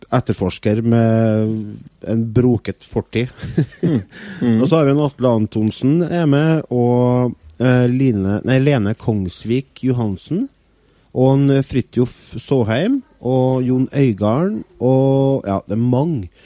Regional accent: Norway; for meg som nordmann

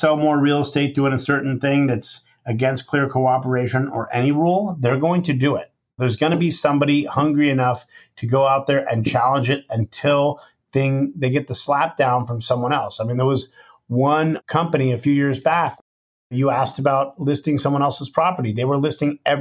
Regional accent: San Francisco, California, United States; I grew up in San Francisco

